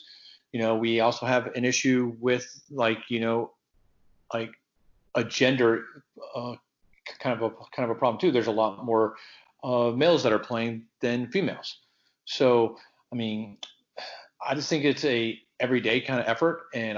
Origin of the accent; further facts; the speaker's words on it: San Antonio, Texas, United States; now in North Texas, United States; I grew up in San Antonio. I have family still down there.